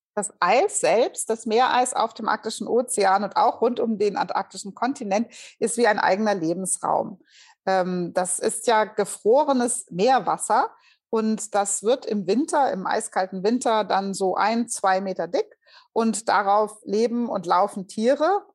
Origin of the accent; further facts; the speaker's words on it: Hesse, Germany; moved away; also born or lived in Bremen; ich bin Hessin